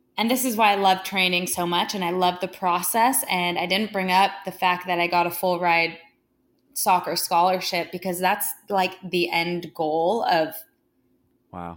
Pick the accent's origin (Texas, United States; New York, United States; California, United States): California, United States; Santa Monica; I was born and raised in Santa Monica, California